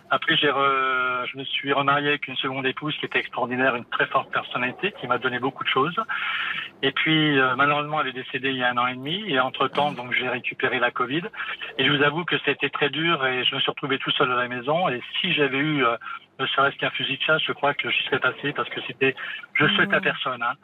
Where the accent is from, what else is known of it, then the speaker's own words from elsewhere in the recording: Metz area, eastern France, Grand Est, France; also born or lived in Montpellier; je suis de l'Est, du côté de la région Messine, pour situer